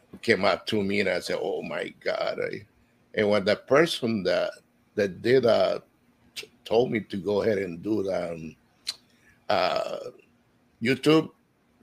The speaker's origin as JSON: {"language": "English", "country": "Honduras", "moved": "yes", "lives_now": "Florida, United States", "said": "I am from Honduras, and I've been living here in Florida for 38 years."}